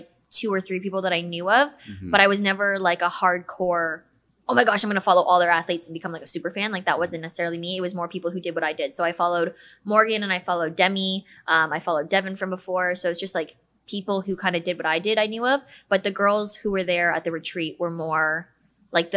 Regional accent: Toronto, Ontario, Canada; I'm from Toronto

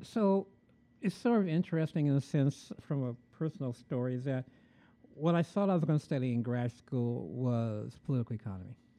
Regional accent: Chicago, Illinois, United States; growing up in Chicago

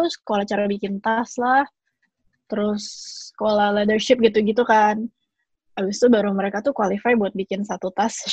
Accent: Indonesia; soalnya mau bagaimanapun gue sebagai orang Indo pasti lebih mudah buat gue buat mulai bisnis di Indonesia gitu kan.

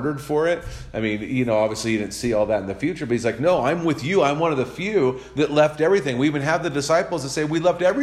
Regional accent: Santa Cruz, California, United States; moved away; also born or lived in New Mexico; my hometown that I was born in, Santa Cruz, California.

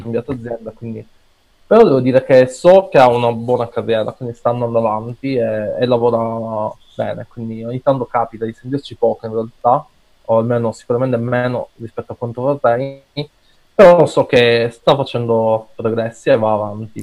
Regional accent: Piazza Armerina, province of Enna, Sicily, Italy; in Italia, nel mio paesino, Piazza San Merino, in provincia di Enna

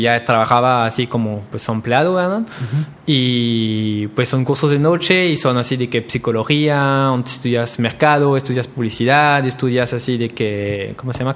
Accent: Roncey, Normandy, France; Spanish is a second language; moved away as an adult; now in Monterrey, Mexico; una de las mejores reposterías en mi pueblo

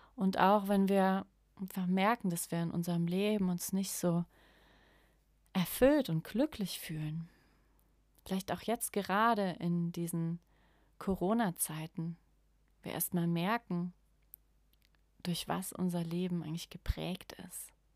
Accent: Germany; ich spreche als Deutsche auch vor allem für ja, das Volk der Deutschen

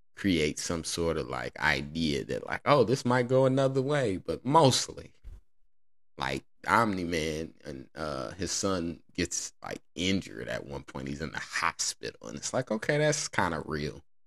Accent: Indiana, United States; God bless Indiana, I'm from there

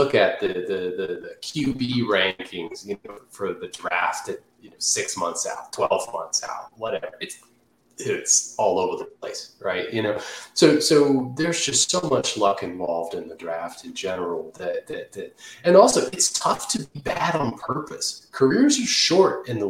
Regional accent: Redskins country, Washington, D.C. area, United States; I grew up in Redskins country.

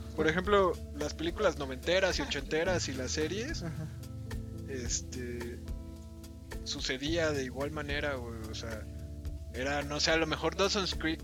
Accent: Mexico; nosotros como mexicanos

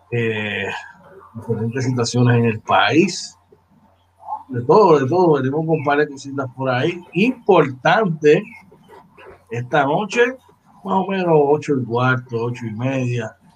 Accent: Puerto Rico; Todos somos ciudadanos americanos, ¿verdad? Somos boricuas y por nacimiento, ¿verdad? Y por territorio, somos ciudadanos americanos.

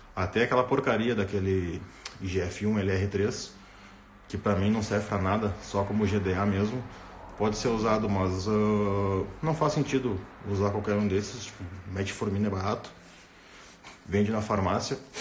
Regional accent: Rio Grande do Sul, Brazil; sou, sou do Rio Grande do Sul, cara, sou gaúcho

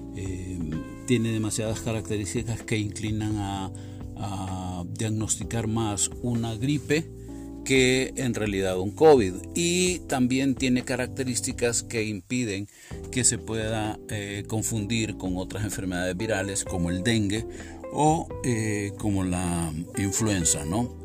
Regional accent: Puerto Cortés, Cortés, Honduras; moved away; Puerto Cortés, ¿no? Mi sitio donde yo nací y mi pueblo y mi rancho donde yo espero poder volver en algún momento.

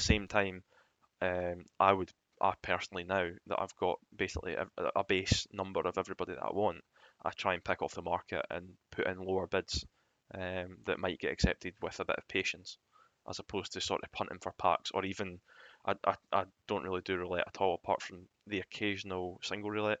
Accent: Scotland, United Kingdom; being Scottish

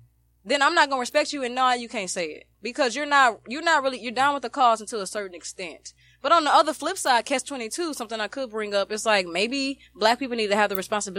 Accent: United States; We're black American to them.

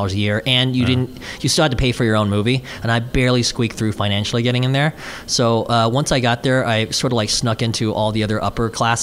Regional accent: Houston, Texas, United States; moved away as an adult; now in Los Angeles, United States; I mostly raised in Houston, Texas, from say I think 8 to 17

